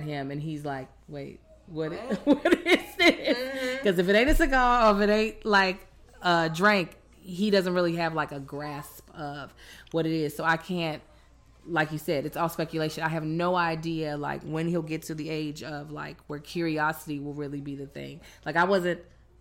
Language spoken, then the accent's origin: English; Baltimore, Maryland, United States; now in Los Angeles, United States; I was born in Baltimore. You know, Baltimore, we got real